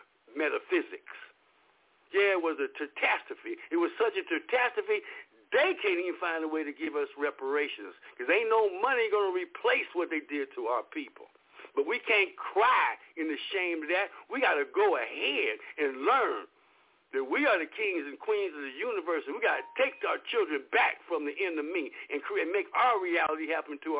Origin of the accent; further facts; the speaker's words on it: Los Angeles, California, United States; I was raised in Los Angeles in South Central L.A.